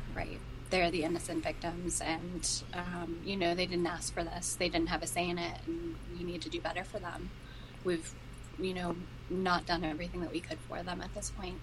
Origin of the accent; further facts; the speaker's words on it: Plymouth, Massachusetts, United States; my hometown